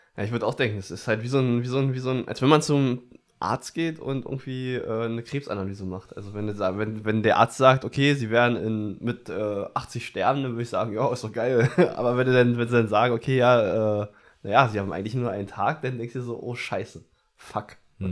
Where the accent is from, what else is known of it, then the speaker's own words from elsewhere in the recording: Brandenburg, Germany; aus Brandenburg